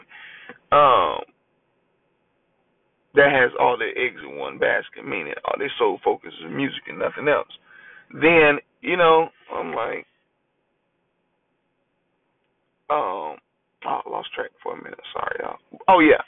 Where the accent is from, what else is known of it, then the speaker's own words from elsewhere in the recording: Augusta, Georgia, United States; I am from Augusta, Georgia